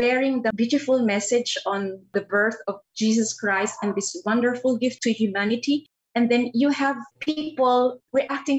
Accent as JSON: {"language": "English", "country": "Philippines", "said": "a Filipina soprano"}